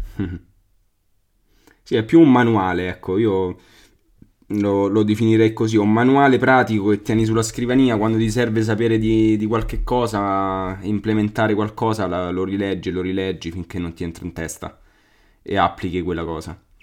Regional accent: Albano Laziale, Lazio, Italy; io sono dall'Albano da Laziale

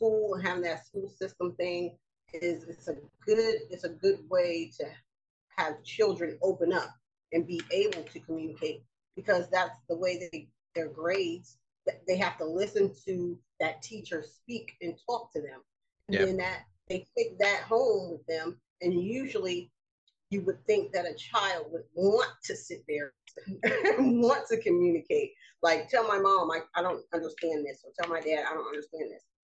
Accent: United States; being an American

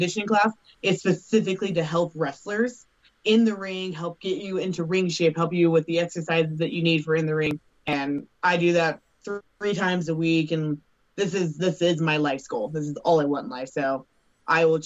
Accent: Colorado, United States; Colorado, which is obviously my home state

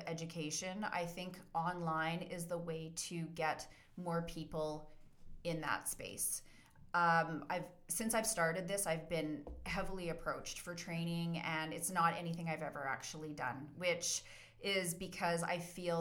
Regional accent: Calgary, Alberta, Canada; also born or lived in Bearspaw / Cochrane; So I'm a native Calgarian, born and raised in Calgary

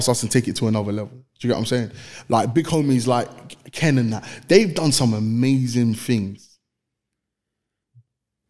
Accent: London, United Kingdom; I'm from East London. I went to a school called Brampton Manor. Understand? I'm from Newham.

